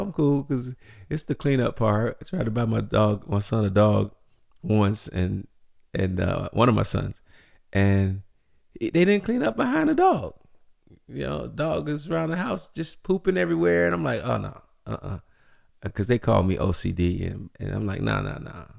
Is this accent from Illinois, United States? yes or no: yes; Chicago, Illinois, United States; growing up in Chicago, the south side of the city